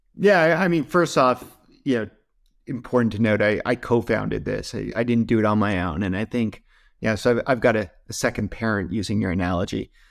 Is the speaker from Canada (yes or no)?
yes; Canada; I'm, I'm Canadian